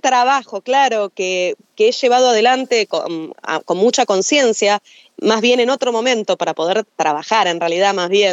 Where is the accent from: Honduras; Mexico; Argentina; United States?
Argentina; Buenos Aires; Yo soy de Buenos Aires, o sea, ah, soy folclorista de Buenos Aires